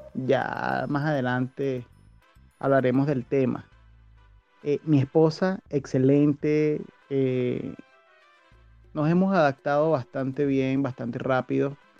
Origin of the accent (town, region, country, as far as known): Caracas, Capital District, Venezuela; born or raised there; moved away as an adult; also born or lived in La Victoria, Aragua / Cumaná